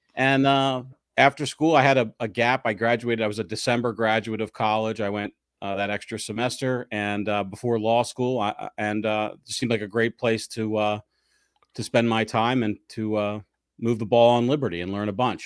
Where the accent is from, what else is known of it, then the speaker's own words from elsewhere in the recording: 11 miles east of Philadelphia, the suburbs in New Jersey, United States; I grew up 11 miles due east from the city in uh, the suburbs in New Jersey